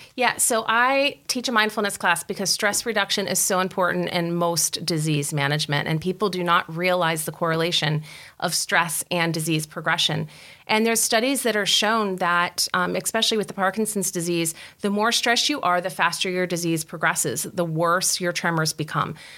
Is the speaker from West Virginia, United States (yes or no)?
yes; West Virginia, United States; moved away as an adult; I'm from West Virginia. We didn't have a Wegmans.